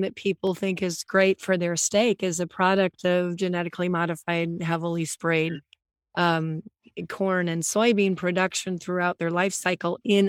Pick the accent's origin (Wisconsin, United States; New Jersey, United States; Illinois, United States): Wisconsin, United States; I grew up in Wisconsin and that was based on a lot of farms